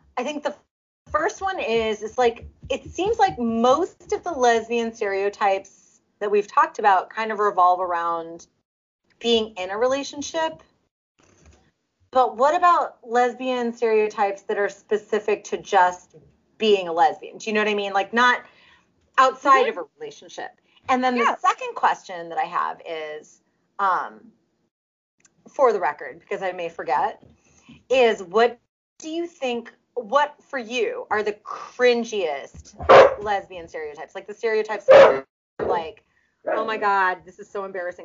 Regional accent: Russia; accent: Russian; Russian like I am

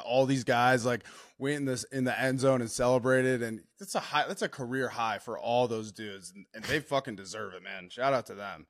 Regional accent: Minnesota, United States; also born or lived in Wisconsin; I'm from Minnesota, went to Wisconsin.

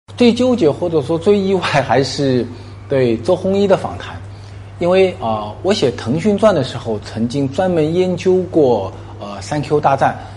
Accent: China; 我们中国人

